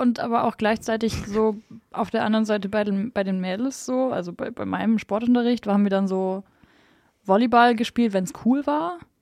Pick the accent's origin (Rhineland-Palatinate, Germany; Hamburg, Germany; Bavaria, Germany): Bavaria, Germany; Jetzt sind wir ja alle aus Bayern hier